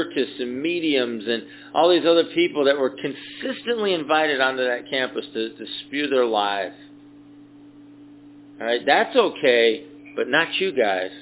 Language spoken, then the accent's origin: English; Atco, Georgia, United States; I grew up in the South